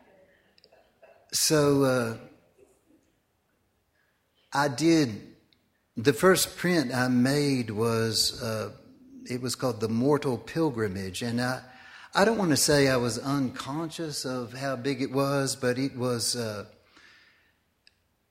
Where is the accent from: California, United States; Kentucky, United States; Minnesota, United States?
Kentucky, United States; Lexington; I was born near in Lexington, Kentucky. Grew up on a farm outside of Lexington